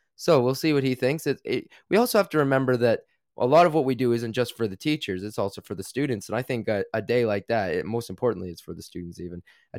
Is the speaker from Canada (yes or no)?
yes; Canada; now in United Kingdom; And as a Canadian, that can be really tough on me. I like the cold. I actually grew up in, you know, very cold temperatures.